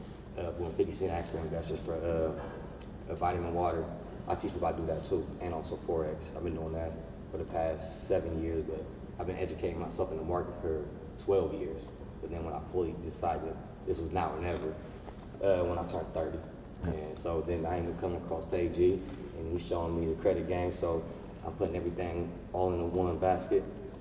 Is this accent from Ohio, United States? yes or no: yes; Columbus, Ohio, United States; I'm from Columbus, Ohio.